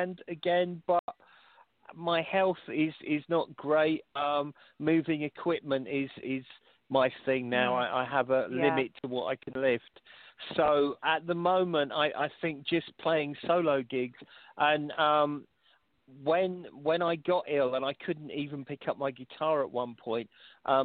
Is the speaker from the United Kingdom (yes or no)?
yes; London, United Kingdom; Golders Green in London, very close to where I was brought up in Finchley